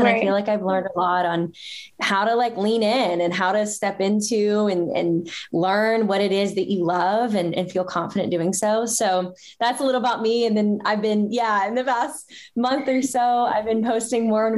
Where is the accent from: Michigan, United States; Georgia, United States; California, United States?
Georgia, United States; small town; moved away as an adult; now in San Francisco, United States; I grew up in kind of the South, in small town, semi-small town, Georgia